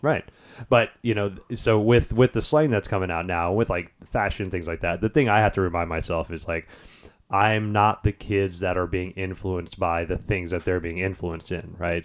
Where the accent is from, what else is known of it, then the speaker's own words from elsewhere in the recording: Houston, Texas, United States; moved away as an adult; also born or lived in Detroit; I grew up in the Houston area for the next twenty years